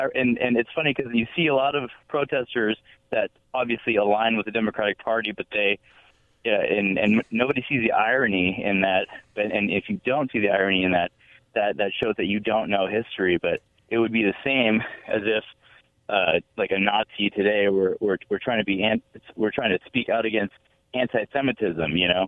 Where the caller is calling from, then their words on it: Richland, United States; from Richland.